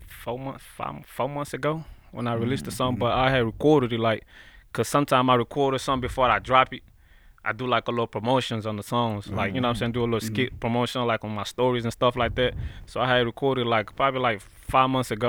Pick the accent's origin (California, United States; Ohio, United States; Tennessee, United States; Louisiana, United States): Tennessee, United States; Memphis; accent: Memphis accent and African; also born or lived in Guinea; now in Nashville, United States; I'm African, plus I grew up in Memphis.